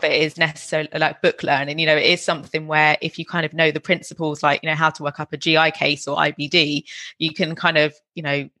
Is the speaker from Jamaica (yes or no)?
yes; Jamaica; now in Glasgow, United Kingdom; I was born in Jamaica